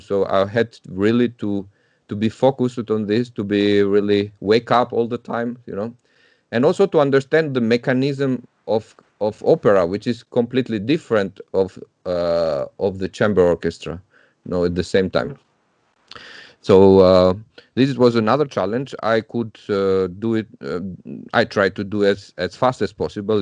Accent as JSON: {"language": "English", "town": "Tirana", "region": "Tirana County", "country": "Albania", "tie": "born or raised there", "moved": "as an adult", "said": "I was growing up in Albania. I'm from Tirana"}